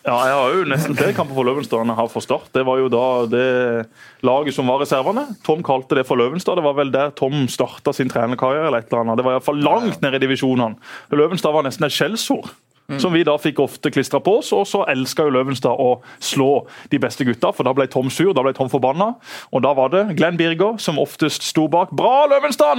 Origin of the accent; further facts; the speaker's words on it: Søgne, Agder, Norway; Jeg bodde da i Vige og i Hummerviga